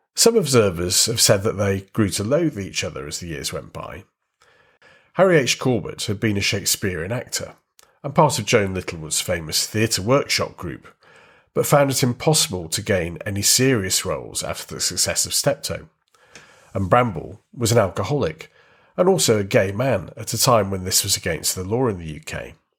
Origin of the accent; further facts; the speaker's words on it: United Kingdom; our country